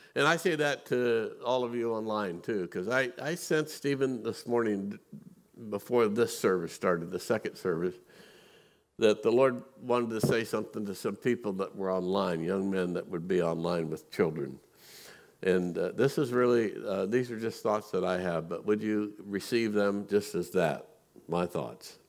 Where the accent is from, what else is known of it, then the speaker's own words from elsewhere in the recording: Missouri, United States; I grew up in Missouri.